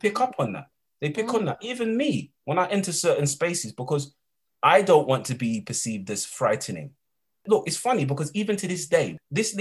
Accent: London, United Kingdom; When I was 14 years of age, and I'm from East London

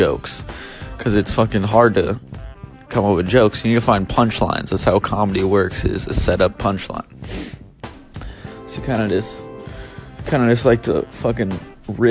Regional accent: Bay Area, California, United States; moved away as an adult; now in Los Angeles, United States; I'm from the Bay Area, but I just moved down

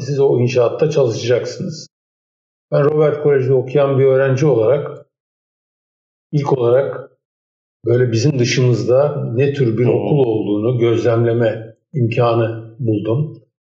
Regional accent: Istanbul, Turkey; Benim çocukluğum e, Erenköy'de bir ilkokulda hmm. geçti.

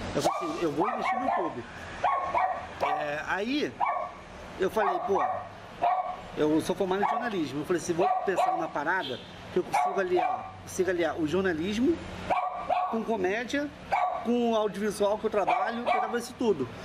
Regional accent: Rio de Janeiro, Brazil; also born or lived in Curitiba; Eu sou do Rio, mas morei lá.

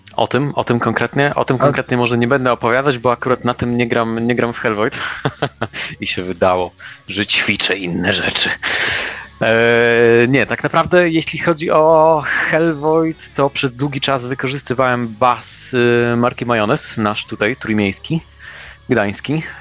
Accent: Germany; moved away; wychowywałem się w Niemczech

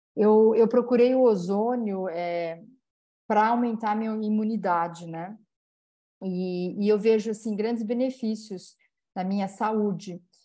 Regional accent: Campinas, São Paulo, Brazil; também é da minha cidade natal, ela é de Campinas

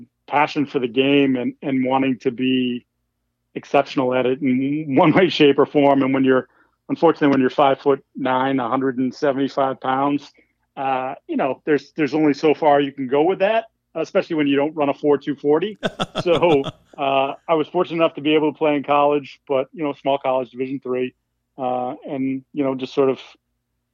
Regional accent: Falmouth, Massachusetts, United States; also born or lived in New Hampshire / Boston, Massachusetts; I was born in New Hampshire, raised on the Cape, but actually went to high school up near Boston

